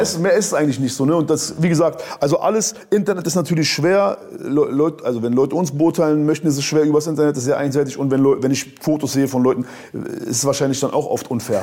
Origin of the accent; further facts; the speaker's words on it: Berlin, Germany; Bei uns in Berlin